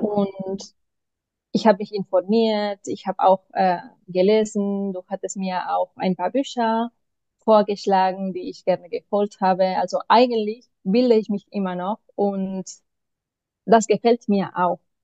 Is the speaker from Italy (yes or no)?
no; Barcelona, Catalonia, Spain; German is a second language; moved away as an adult; now in Berlin, Germany; Ich komme aber ursprünglich aus Barcelona